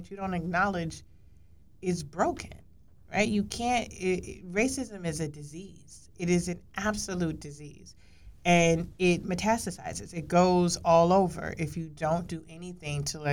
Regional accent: Chicago, Illinois, United States; I grew up in Cabrini

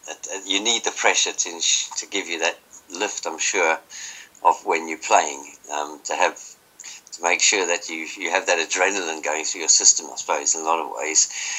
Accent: Johannesburg, Gauteng, South Africa; moved away; I came over from Johannesburg, South Africa in 84.

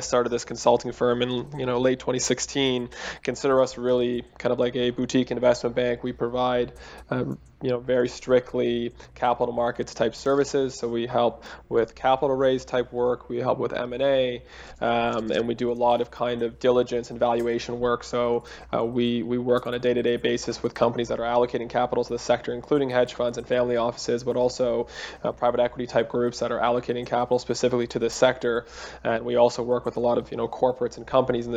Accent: Toronto, Ontario, Canada; I'm from Toronto

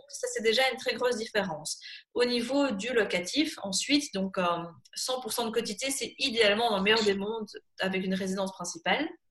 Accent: Belgium

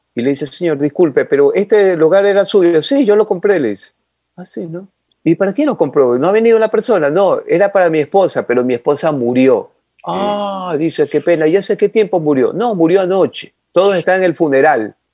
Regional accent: Ecuador; Yo soy ecuatoriano y toda esta gente ecuatoriana

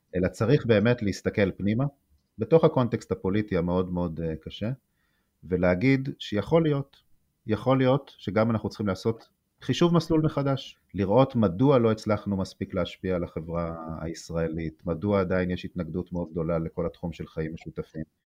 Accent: Nahal Oz, Southern District, Israel; אני נולדתי וגדלתי בנגב, בקיבוץ נחל עוז, סמוך לרצועת אה, עזה

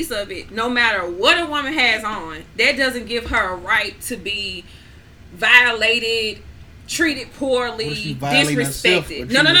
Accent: Grenada; I grew up in Grenada.

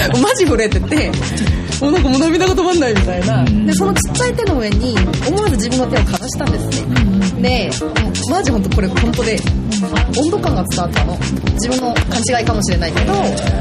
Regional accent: Seoul, South Korea; Japanese is a second language; moved away as an adult; now in Japan; ソウル生まれ育ちで、うん、ずっと小中高大学まで韓国にいて

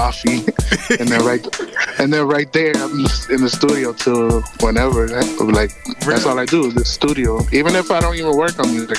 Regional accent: Lawrence, Massachusetts, United States; also born or lived in New York; I was born in New York, and then right away I was basically raised in Lawrence. Like I was like 3 years old out here. I didn't live in New York at all.

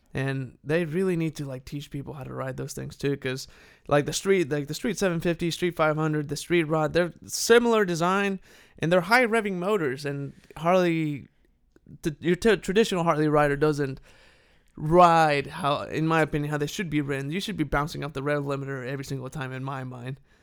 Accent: Saltillo, Coahuila, Mexico; moved away as an adult; was born and raised there, and then I turned eighteen, went off to college, and, uh, That's the last time I lived in Mexico.

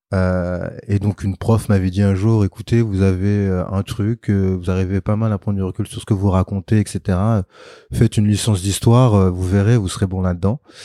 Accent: Sarcelles, Île-de-France, France; j'ai grandi en banlieue, à Sarcelles, donc dans le 95, donc Val d'Oise

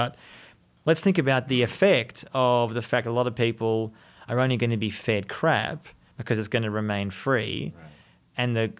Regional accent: Australia; moved away as an adult; now in Jerusalem, Israel; I'm from Australia, as you can people mm-hmm. tell my accent, but I'm living in Jerusalem.

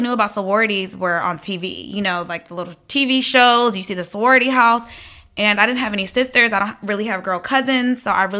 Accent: Atlanta, Georgia, United States; I am full Liberian. I grew up in Atlanta

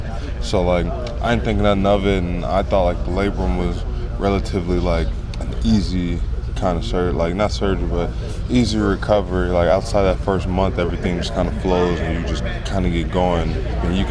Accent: Los Angeles, California, United States; also born or lived in Nebraska; now in New York area, United States; I'm from Los Angeles.

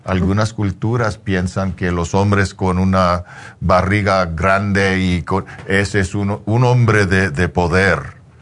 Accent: Mexico; Como mexicano

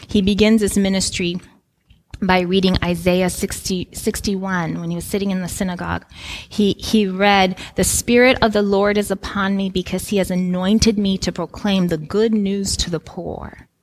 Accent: Guinea; moved away; I grew up in Guinea, West Africa, in extreme poverty

